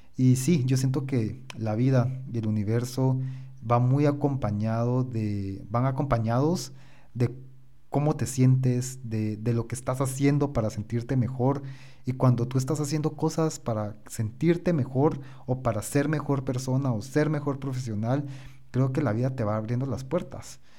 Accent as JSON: {"language": "Spanish", "country": "Guatemala", "said": "yo soy de Guatemala"}